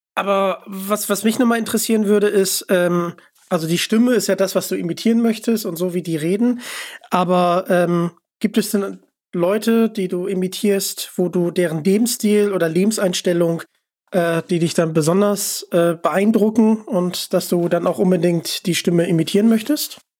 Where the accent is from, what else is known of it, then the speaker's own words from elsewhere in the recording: Hamburg, Germany; ich komme aus Hamburg